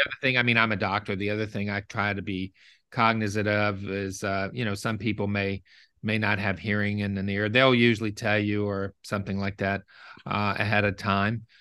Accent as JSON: {"language": "English", "town": "Memphis", "region": "Tennessee", "country": "United States", "tie": "born or raised there", "also_born_or_lived": "Osceola, Arkansas", "moved": "yes", "lives_now": "New Orleans, United States", "said": "I grew up in, um, Memphis, Tennessee"}